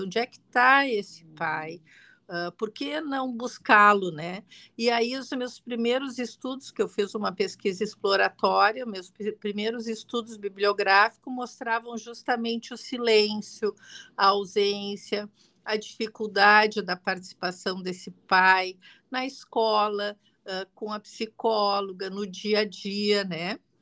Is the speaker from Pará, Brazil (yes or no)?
no; Rio Grande do Sul, Brazil; also born or lived in Porto Alegre; eu sou aqui do Rio Grande do Sul, você, uh, uh, moro em Porto Alegre